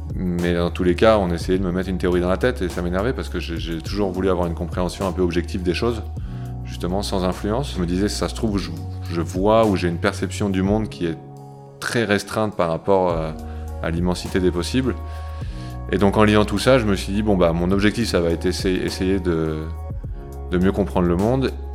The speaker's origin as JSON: {"language": "French", "area": "near Lille", "region": "Hauts-de-France", "country": "France", "moved": "yes", "lives_now": "Paris, France", "said": "je suis originaire du nord de la France, à côté de Lille"}